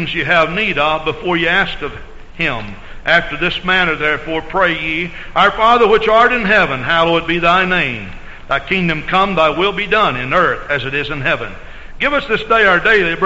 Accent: Texas, United States; moved away as an adult; I grew up in Texas and lived there 28 years of my life.

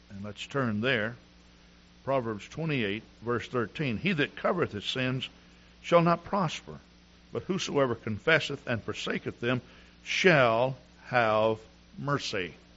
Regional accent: Texas, United States; moved away as an adult; also born or lived in Wisconsin; Now here I'm a Texan

